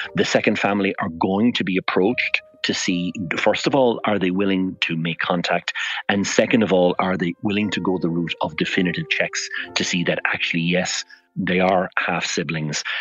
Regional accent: Fermoy, Munster, Ireland; I'm from Fermoy in North Cork

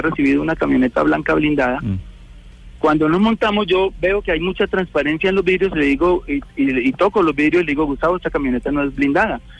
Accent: Girardot, Cundinamarca, Colombia; a mi tierra, Girardot

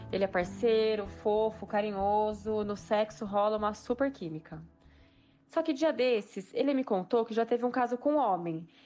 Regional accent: Bauru, São Paulo, Brazil; eu sou do interior de São Paulo.

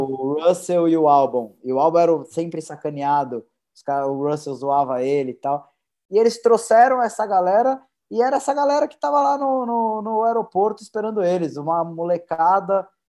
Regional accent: Brazil; a gente como brasileiro

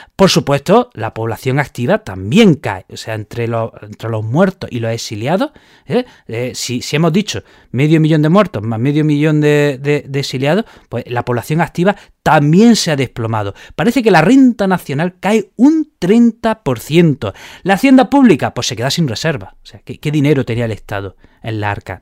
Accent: Spain; como somos los españoles

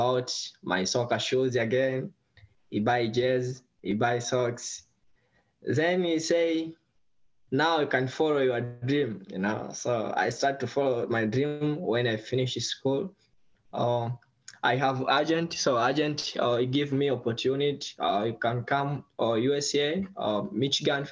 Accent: Tanzania; English is a second language; now in San Diego, United States; I'm from Tanzania. I grew in poor family.

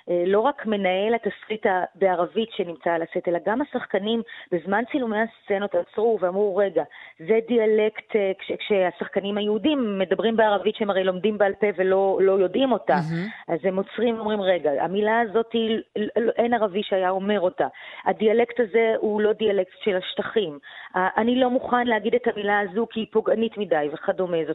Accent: Tel Aviv, Tel Aviv District, Israel; אני האשכנזיה מתל

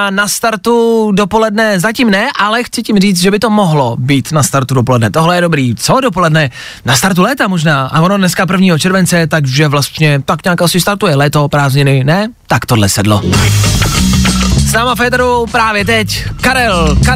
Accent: Chomutov, Ústí nad Labem Region, Czechia; Jsem z Chomutova.

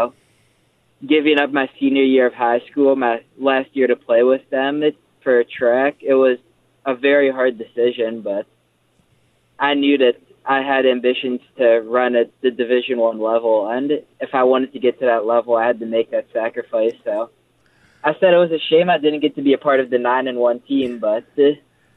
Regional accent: Frederick, Maryland, United States; born or raised there; moved away as an adult; now in Pittsburgh, United States

